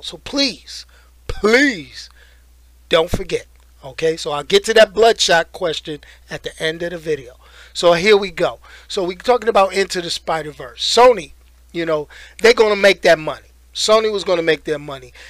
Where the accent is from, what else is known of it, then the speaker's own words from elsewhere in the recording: New York, United States; I grew up in New York.